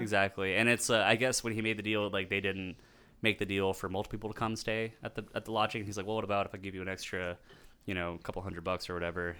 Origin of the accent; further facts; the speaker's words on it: Texas, United States; being born and raised in Texas